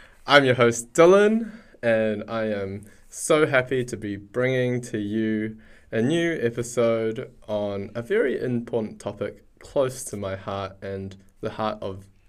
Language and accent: English; Auckland, New Zealand; moved away; I'm in Auckland, back in my hometown